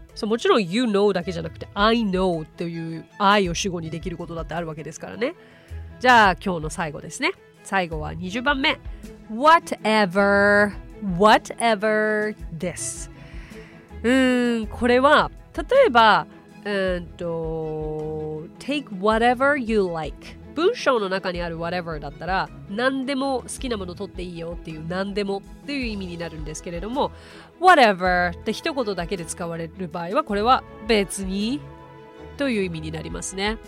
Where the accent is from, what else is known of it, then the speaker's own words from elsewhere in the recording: Japan; also born or lived in United States; I'm from Japan